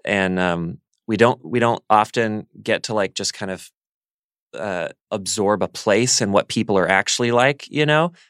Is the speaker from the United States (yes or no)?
yes; Birmingham, Alabama, United States; moved away; growing up in Alabama